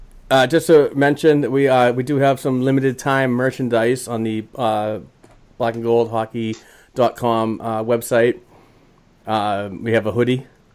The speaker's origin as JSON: {"language": "English", "town": "Boston", "region": "Massachusetts", "country": "United States", "tie": "born or raised there", "said": "He's coming to my home. He's coming to my hometown."}